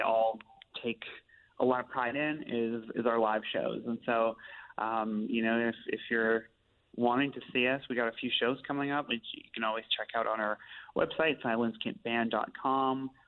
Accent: Steinbach, Manitoba, Canada; now in Winnipeg, Canada; I grew up in Steinbach, but live here in Winnipeg too now.

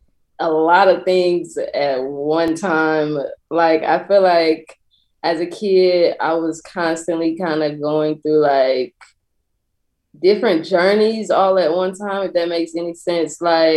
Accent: Atlanta, Georgia, United States; also born or lived in South Carolina; I am from Atlanta. I was not born here, but I am from here. I'm primarily from south side of Atlanta, so Fulton County, South Fulton County, for sure.

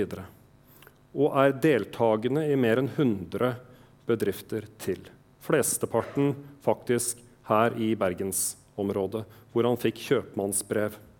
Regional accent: Østfold, Norway; Jeg er fra Østfold

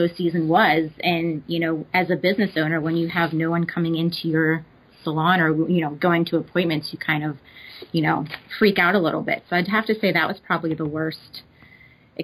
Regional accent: Pittsburgh, Pennsylvania, United States; I'm from Pittsburgh, Pennsylvania, and I currently also reside here.

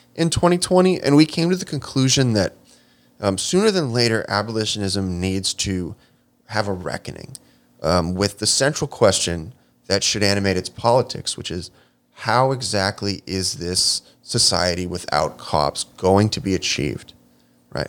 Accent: Chicago, Illinois, United States; Pilsen community books in my hometown of Chicago, Illinois.

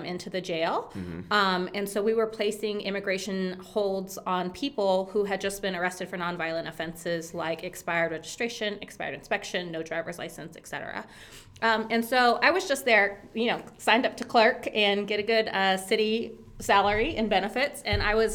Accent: Austin, Texas, United States; I'm born and raised in Austin

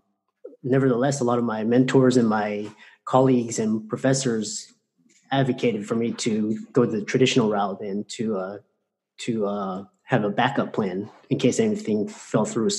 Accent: Houston, Texas, United States; I grew up in Houston and grew up in very humble circumstances

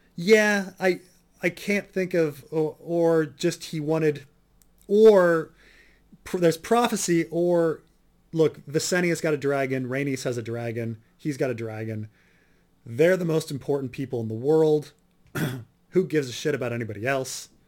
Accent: New Jersey, United States; I grew up in Jersey

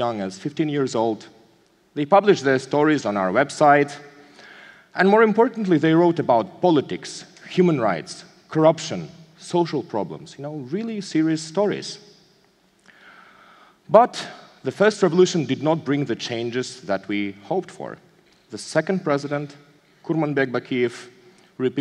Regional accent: Kyrgyzstan; my home country of Kyrgyzstan

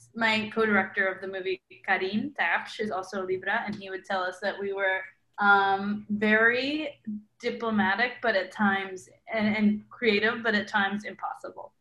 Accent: Milwaukee, Wisconsin, United States; I grew up in Milwaukee, Wisconsin, which is there are not a lot of Latinos there.

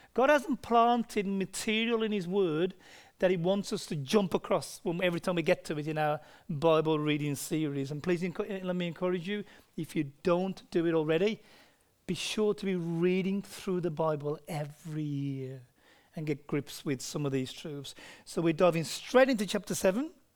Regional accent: United Kingdom; moved away; I'm from Britain

